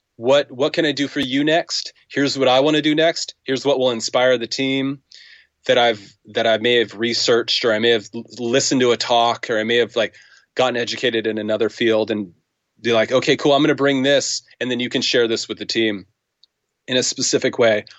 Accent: United States; I'm an American

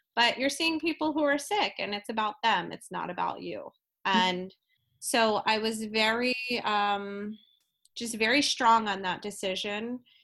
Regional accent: New Jersey, United States; I'm originally from South Jersey

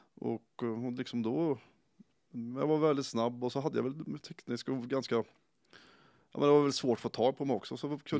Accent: Karlskoga, Örebro County, Sweden; gå klart skolan och hemma i Karlskoga

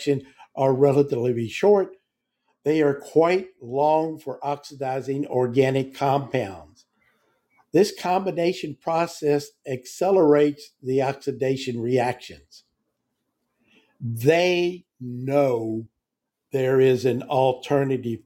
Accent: Virginia, United States; moved away; I'm from Virginia

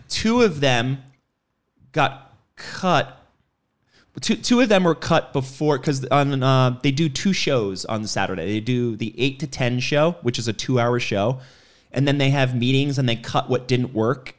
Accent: New York, United States; moved away; I grew up in New York

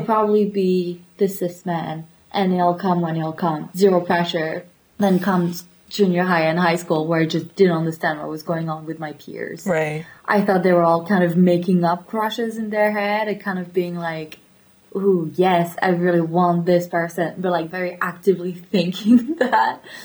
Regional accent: Paris area, Île-de-France, France; moved away; also born or lived in Latvia; I'm from Paris area. So when people ask me where I'm from, I'm just saying Paris.

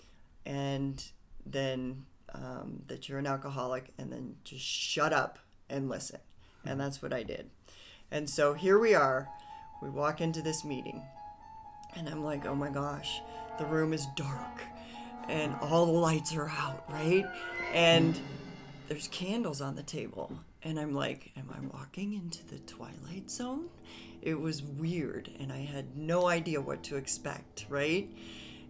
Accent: Boulder, Colorado, United States; I am from Boulder

